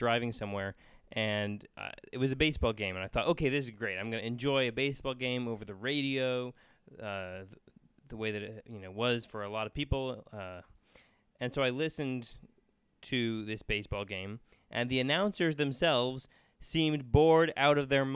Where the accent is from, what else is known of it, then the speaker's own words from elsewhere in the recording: United States; I'm an American